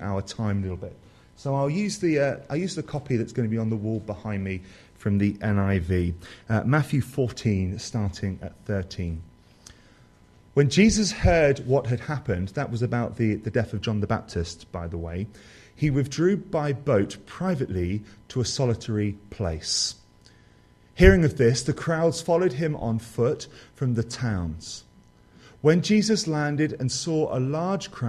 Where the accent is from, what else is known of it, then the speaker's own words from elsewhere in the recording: Somerset, South West England, United Kingdom; I come from Somerset, the positive jewel of the Southwest.